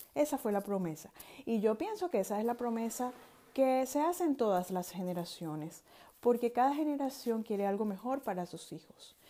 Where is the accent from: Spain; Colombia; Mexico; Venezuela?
Venezuela; moved away; Soy venezolana, generación X